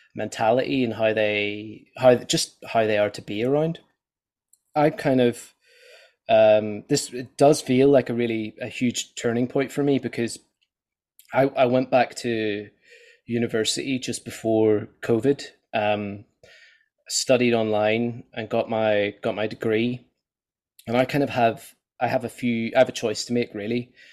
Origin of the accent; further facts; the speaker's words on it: Ireland; I'm Irish